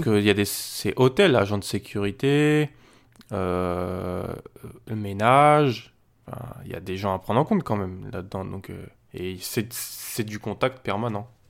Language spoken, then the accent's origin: French; France; chez nous, en France